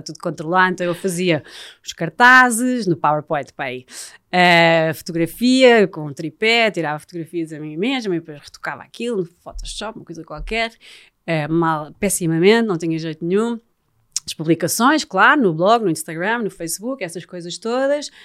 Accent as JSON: {"language": "Portuguese", "town": "Estoril", "region": "Lisbon", "country": "Portugal", "said": "eu também sou, sou do Estoril"}